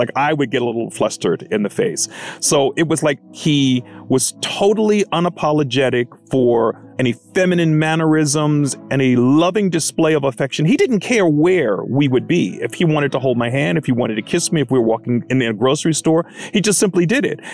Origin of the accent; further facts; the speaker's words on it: Baltimore, Maryland, United States; now in Los Angeles, United States; My hometown is Baltimore, Maryland. I currently live in Los Angeles